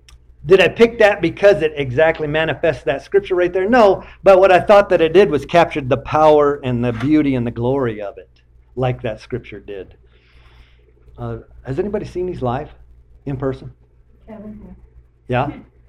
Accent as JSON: {"language": "English", "region": "Michigan", "country": "United States", "said": "them in Michigan. I'm from Michigan. I got gypped. Should have went to the UP."}